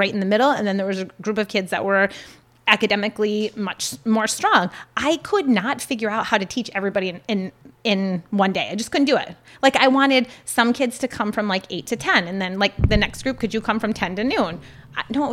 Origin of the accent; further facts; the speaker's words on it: Vermont, United States; also born or lived in Ocean City, Maryland; I'm originally from Vermont